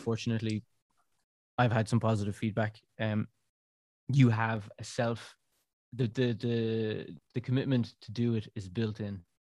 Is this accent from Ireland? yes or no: yes; Ireland; moved away as an adult; now in Brussels, Belgium; being Irish